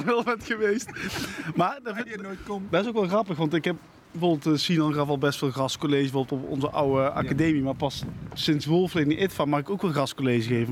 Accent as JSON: {"language": "Dutch", "country": "Netherlands", "accent": "zachte G", "said": "ik praat met een zachte G"}